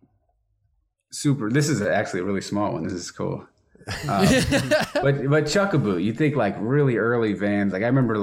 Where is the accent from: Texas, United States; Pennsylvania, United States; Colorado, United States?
Pennsylvania, United States; suburbs of Philadelphia; I'm from the suburbs